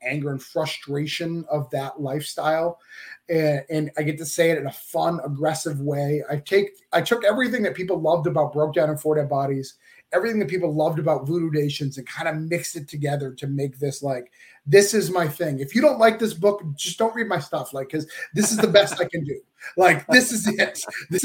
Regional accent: Rochester, New Hampshire, United States; I'm from Rochester, New Hampshire

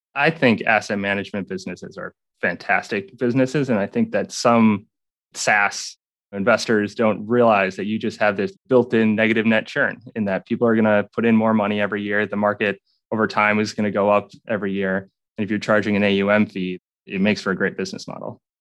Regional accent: southern Minnesota, United States; I grew up southern Minnesota on a farm, farm that's been in my family for eight generations now.

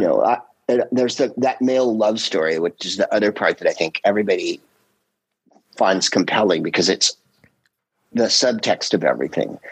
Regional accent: San Carlos, California, United States; I'm from San Carlos

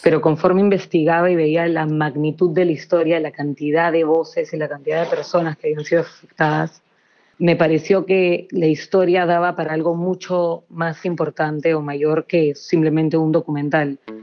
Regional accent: Lima, Peru; yo soy de Lima

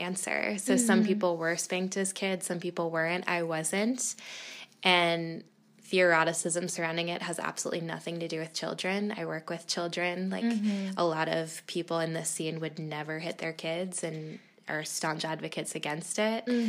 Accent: Boston, Massachusetts, United States; I grew up in Boston, pretty close to Salem.

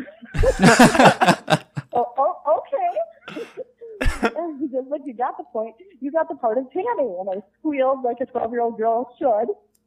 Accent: Minnesota, United States; I grew up in Minnesota

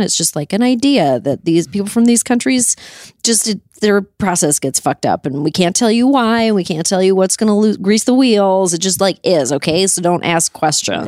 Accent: Canada; now in United States; I grew up in Canada

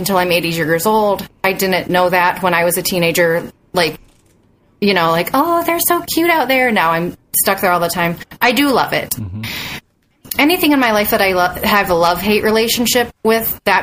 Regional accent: Bowling Green, Ohio, United States; I grew up in Bowling Green

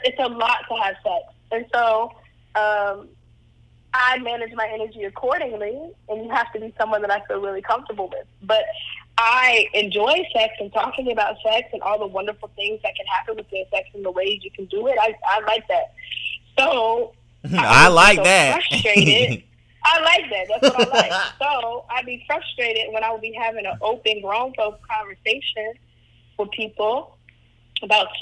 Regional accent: Atlanta, Georgia, United States; also born or lived in Cleveland, Ohio; I grew up in Atlanta

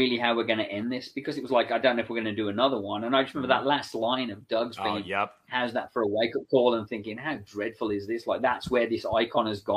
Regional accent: England, United Kingdom; I'm English, so I can kind of do the voice

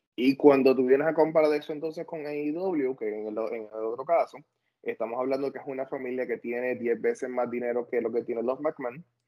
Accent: Ponce, Puerto Rico; yo soy de Ponce

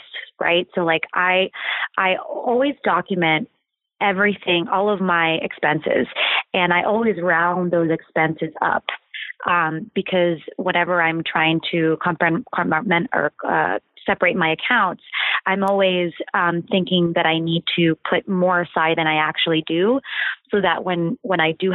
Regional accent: Ohio, United States; born or raised there

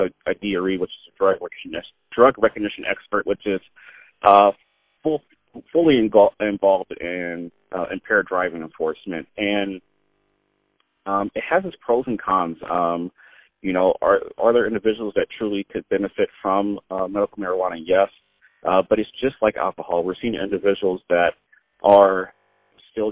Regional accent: San Diego, California, United States; I grew up in San Diego.

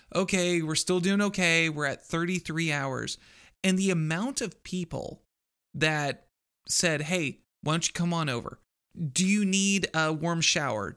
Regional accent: Texas, United States; born or raised there; also born or lived in Iowa

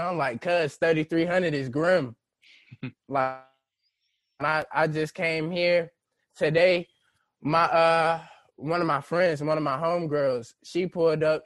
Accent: St. Louis, Missouri, United States; we're from St. Louis

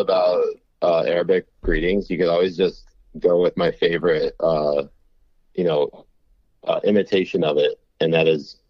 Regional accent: Connecticut, United States; I also grew up in a very liberal part of the country. I grew up in Connecticut.

